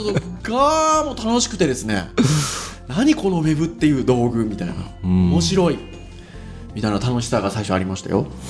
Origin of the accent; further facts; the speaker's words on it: Kyushu, Japan; 私九州の出身なんですけど